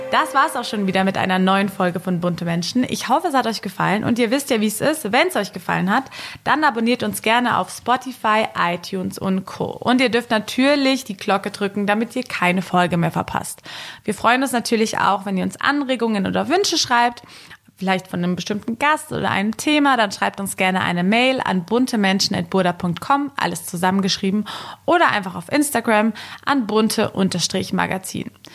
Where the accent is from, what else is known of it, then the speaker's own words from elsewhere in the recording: Germany; ganz klassisch als Deutscher